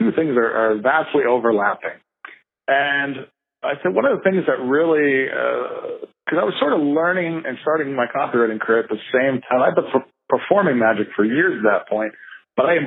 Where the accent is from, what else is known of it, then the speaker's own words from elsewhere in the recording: Canada; we're Canadian